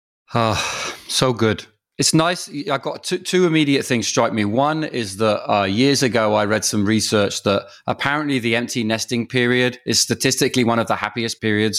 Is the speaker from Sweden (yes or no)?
no; England, United Kingdom; now in Canada; being Canadian is suddenly like, it's, you know, I feel like I'm ready to, you know, surrender a lot of my Englishness